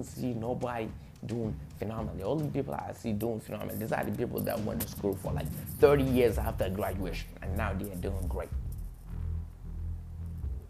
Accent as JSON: {"language": "English", "country": "Gambia", "tie": "born or raised there", "second_language": "English", "moved": "as an adult", "lives_now": "United States", "said": "I'm a Gambian by nationality. I was born and raised in Gambia. I came here at the age of 18."}